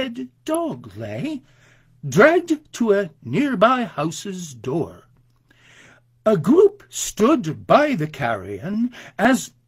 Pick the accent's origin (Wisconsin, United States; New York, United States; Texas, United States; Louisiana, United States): New York, United States; Binghamton; a street in Binghamton, my hometown